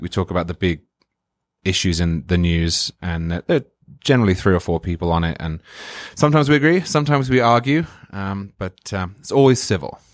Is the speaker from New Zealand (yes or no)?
no; England, United Kingdom; moved away as an adult; now in Florida, United States; I'm from England, as you can hear